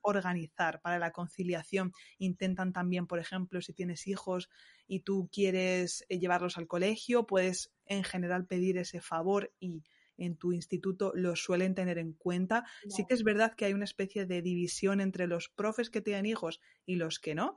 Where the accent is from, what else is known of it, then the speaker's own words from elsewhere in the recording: Ciudad Real, Castilla-La Mancha, Spain; moved away as an adult; also born or lived in Montpellier, France; now in Strasbourg, France; Ciudad Real, que yo soy manchega